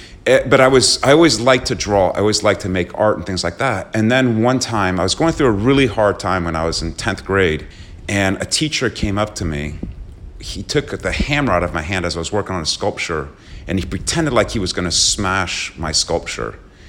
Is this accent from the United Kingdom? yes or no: yes; Slough, South East England, United Kingdom; born there; also born or lived in London / Long Island / Paris; So I was born in Slough, outside of London in the UK.